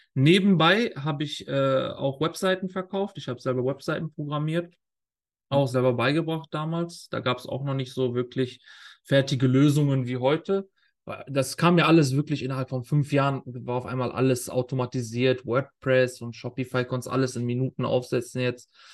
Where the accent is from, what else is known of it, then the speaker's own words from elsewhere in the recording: Germany; moved away as an adult; now in Qatar; die Schulen bei uns in Deutschland